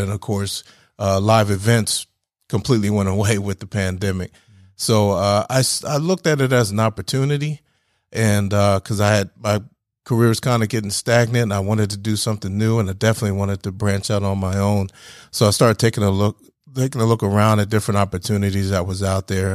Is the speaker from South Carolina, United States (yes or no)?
no; New Jersey, United States; moved away as an adult; now in Georgia, United States; I grew up in New Jersey. uh, just across the bridge from Philadelphia